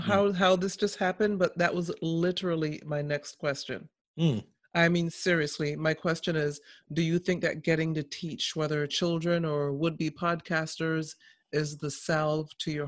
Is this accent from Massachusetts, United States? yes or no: yes; Boston, Massachusetts, United States; I grew up in Boston, just outside of Boston. So, you know, you learn how to fend for yourself, you know?